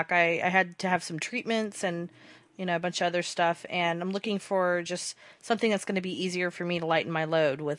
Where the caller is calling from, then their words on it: Utah, United States; Um I'm currently calling from um Utah.